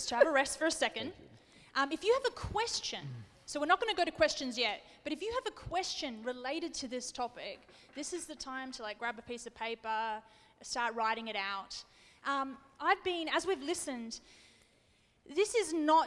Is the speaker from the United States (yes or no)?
no; Australia; I'm an Australian